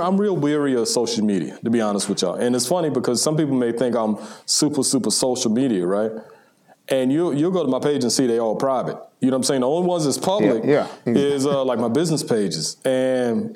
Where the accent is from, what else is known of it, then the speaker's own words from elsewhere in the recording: Charleston, South Carolina, United States; I'm from Charleston.